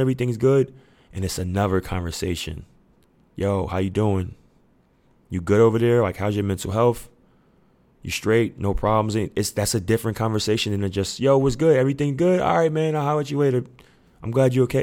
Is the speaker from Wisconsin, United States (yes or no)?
no; New York City, New York, United States; I'm from Queens, New York. And our da-, our neighborhood, we damn near raise each other.